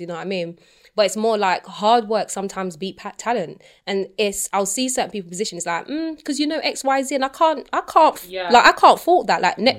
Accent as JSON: {"language": "English", "country": "Jamaica", "said": "obviously I'm Jamaican. Like, I can maybe speak for Jamaican dancehall."}